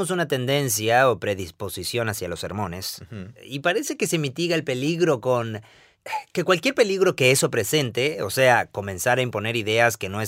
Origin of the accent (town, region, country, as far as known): Guatemala